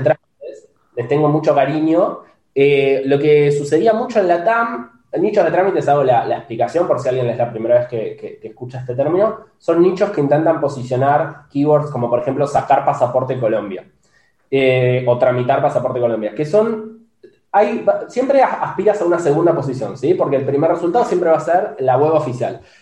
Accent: Bahía Blanca, Buenos Aires Province, Argentina; now in Buenos Aires, Argentina; Yo vivo ahora en Buenos Aires, yo soy oriundo de, Bahía Blanca.

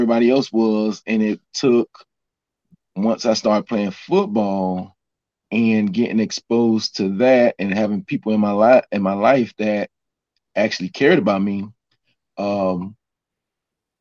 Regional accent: Miami, Florida, United States; moved away as an adult; also born or lived in Atlanta; I was raised in Miami, Florida

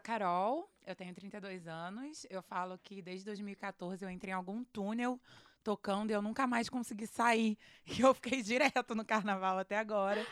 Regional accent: Rio de Janeiro, Brazil; eu sou do Rio

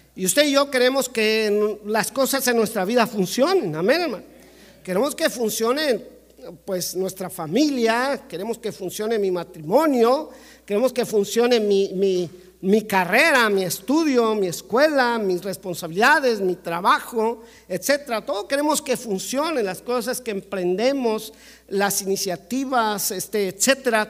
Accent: Mexico; Como mexicano

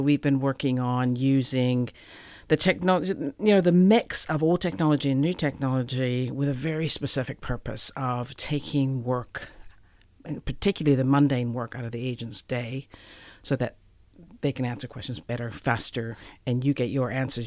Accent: Calgary, Alberta, Canada; moved away as an adult; also born or lived in Edmonton, Canada; now in New Zealand; I grew up in Calgary

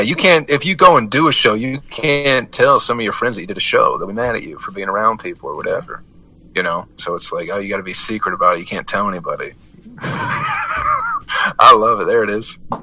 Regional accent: Michigan, United States; now in Atlanta, United States; I'm from Michigan

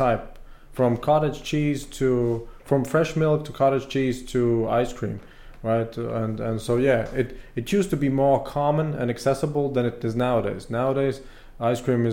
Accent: Latvia; I was born in the Soviet Union, but I grew up in independent Latvia

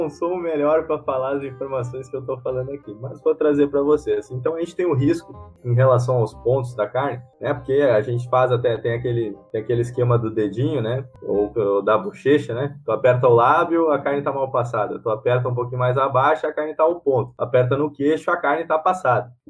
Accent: Rio Grande do Sul, Brazil; Porque assim, eu sou gaúcho, né?

